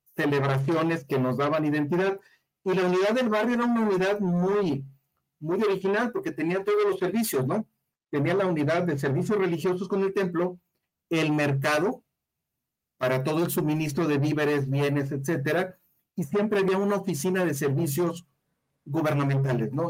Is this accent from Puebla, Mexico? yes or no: no; Guadalajara, Jalisco, Mexico; yo soy del barrio de Miscalcingo